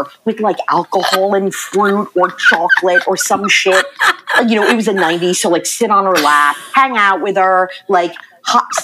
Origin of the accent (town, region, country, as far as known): Maryland, United States; born or raised there; also born or lived in Red Bank, New Jersey